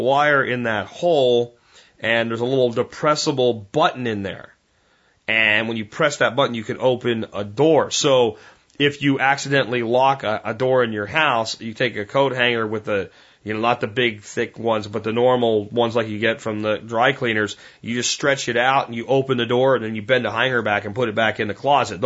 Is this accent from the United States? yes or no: yes; Pennsylvania, United States; back when I was a kid, growing up in Pennsylvania